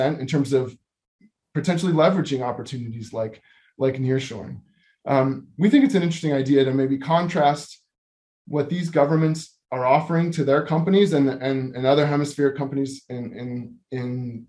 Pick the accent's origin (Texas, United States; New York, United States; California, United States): California, United States; San Diego; I'm a San Diegan